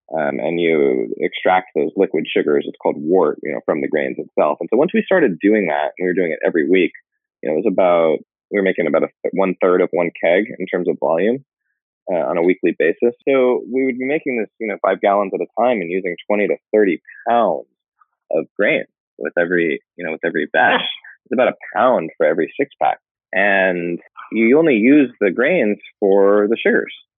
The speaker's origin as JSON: {"language": "English", "region": "Northern California", "country": "United States", "tie": "born or raised there", "also_born_or_lived": "Los Angeles, California", "said": "I was technically born in Los Angeles, Southern California, but was raised in Northern California"}